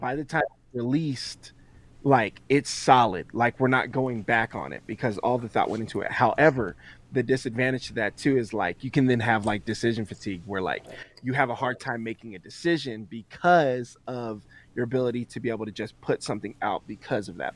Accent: Colorado, United States; also born or lived in Florida; I was born here in Colorado

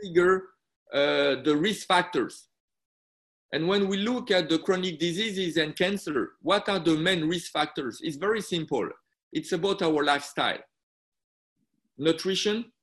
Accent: France; moved away as an adult; also born or lived in Busan, Korea (family); now in Shenzhen, China; I was born in France. My mother went in France to do a PhD, become a doctor, and work in a French hospital

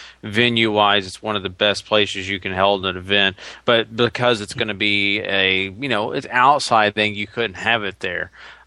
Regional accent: Dallas, Texas, United States; I am from Dallas

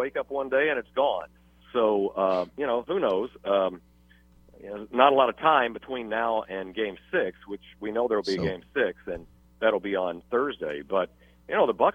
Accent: Texas, United States; moved away; I came from the Southwest. I'm a Texan

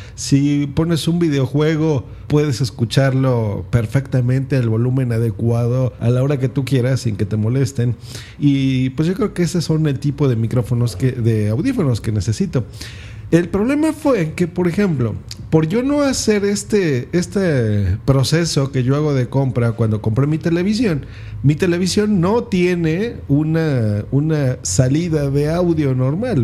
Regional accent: Mexico; aquí en mi país, en México

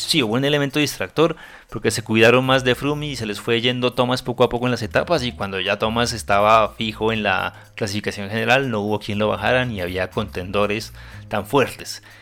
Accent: Colombia; a los colombianos nos duele como colombianos

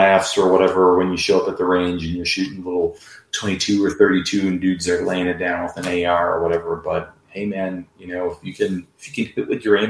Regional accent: Chicago, Illinois, United States; I grew up in Chicago and didn't really grow up around guns.

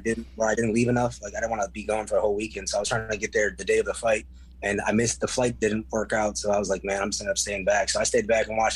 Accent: Milwaukee, Wisconsin, United States; Born and raised in Milwaukee

